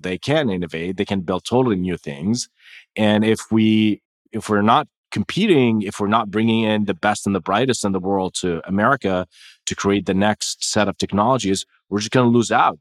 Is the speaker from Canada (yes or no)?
no; Jordan; moved away; I was born and raised in Jordan